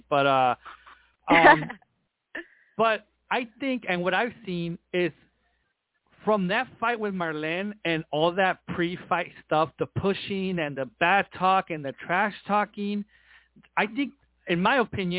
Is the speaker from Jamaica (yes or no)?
no; Tijuana, Baja California, Mexico; I'm from Tijuana